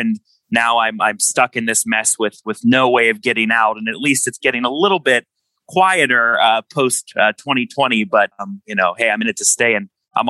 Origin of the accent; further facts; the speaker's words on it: Pittsburgh, Pennsylvania, United States; I was born and raised here in Western Pennsylvania, right in the South Hills of Pittsburgh.